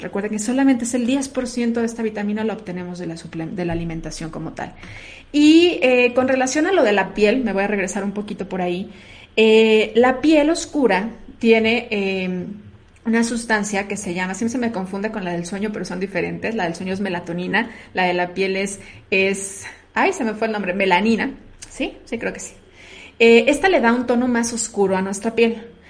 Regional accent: Mexico; la mayoría de los mexicanos, no hablo de todo porque somos una, una raza una raza mestiza

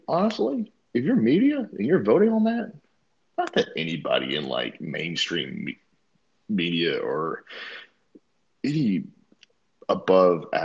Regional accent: the Bible Belt, United States; you and I grew up where we live in the Bible Belt.

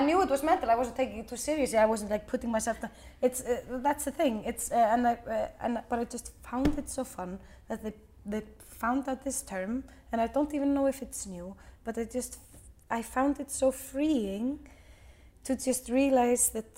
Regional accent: Iceland; we are from Iceland

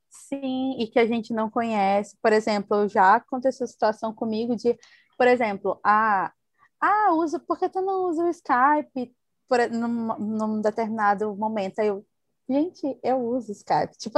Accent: Northeast Region, Brazil; Então, ou seja, meu sotaque não é da forma que as pessoas pensam, é, que enquanto nordestina eu tenho, né?

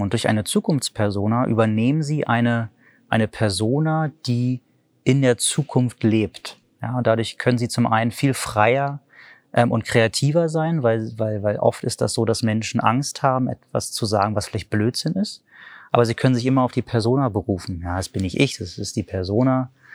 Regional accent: Berlin, Germany; ich komme aus Berlin

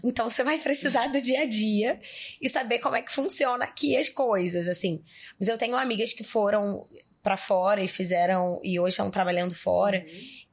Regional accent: interior of Rio de Janeiro, Brazil; moved away as an adult; now in São Paulo, Brazil; que sou do interior do Rio de Janeiro, E morar em São Paulo com vinte anos

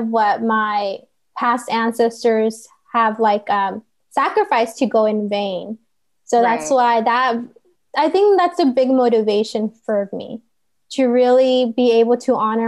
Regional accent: Santa Ana, California, United States; I'm from Santa Ana

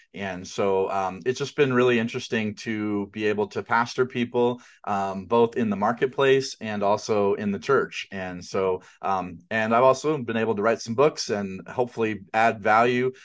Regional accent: outside of New York City, United States; I grew up outside of New York City

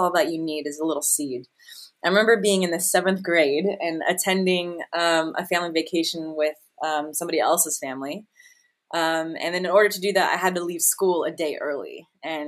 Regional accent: Las Vegas, Nevada, United States; I grew up in Las Vegas

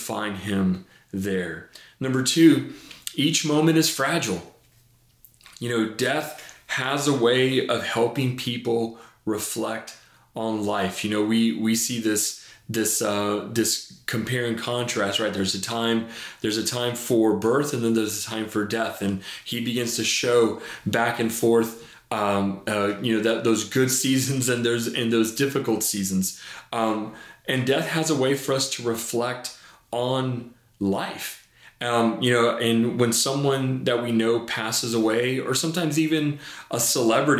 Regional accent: Laredo, Texas, United States; moved away; when I was a kid, I was raised down in South Texas in Laredo

